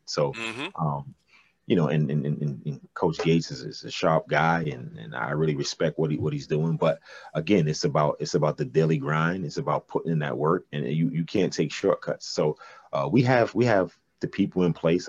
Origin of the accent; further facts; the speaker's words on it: New York City, New York, United States; moved away as an adult; also born or lived in Jamaica, Queens / Czech Republic / Poland / Belgium; Brooklyn, you know, raised me and, and, and, the, the way I was raised in Brooklyn